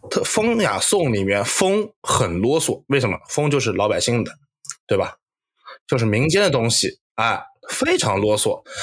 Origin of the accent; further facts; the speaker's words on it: Nanjing, Jiangsu, China; 我们是南京人，从小就是，你像我家里面就是，呃，爷爷奶奶那，嗯，那，那辈人是城南的，那就是最南，南京大本营核心，就是老南京话